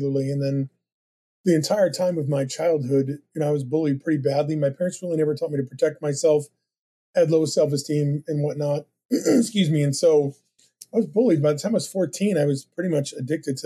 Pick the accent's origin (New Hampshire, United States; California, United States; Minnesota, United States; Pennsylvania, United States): New Hampshire, United States; also born or lived in Brooklyn, New York; they moved from, you know, when I was born in Brooklyn to New Hampshire.